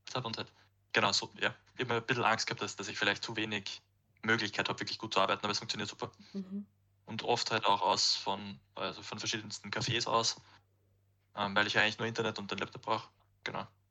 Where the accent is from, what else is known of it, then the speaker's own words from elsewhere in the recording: Austria; bei uns in Österreich